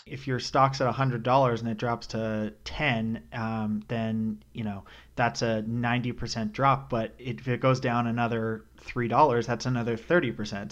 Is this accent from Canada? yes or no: yes; Canada; also born or lived in New York City; now in North Carolina, United States; born and raised in Canada